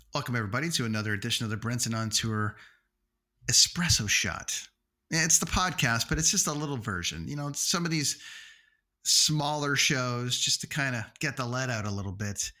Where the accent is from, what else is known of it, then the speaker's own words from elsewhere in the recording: Toronto, Ontario, Canada; in Toronto for two nights during the Toronto Film Festival in my hometown